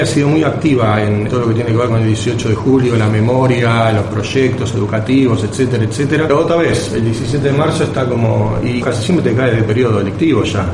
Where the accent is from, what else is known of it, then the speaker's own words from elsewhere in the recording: Argentina; nosotros, como judíos argentinos